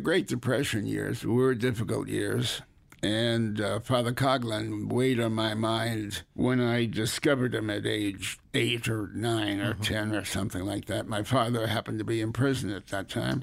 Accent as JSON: {"language": "English", "town": "Hartford", "region": "Connecticut", "country": "United States", "tie": "born or raised there", "also_born_or_lived": "New Haven, Connecticut", "said": "I was born in New Haven, Connecticut, raised largely in Hartford"}